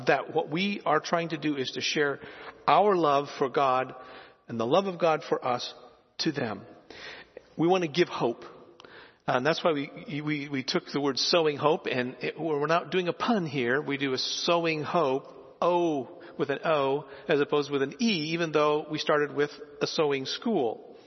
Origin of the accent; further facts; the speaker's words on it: Philippines; moved away; I grew up in the Philippines and saw rice being produced all the time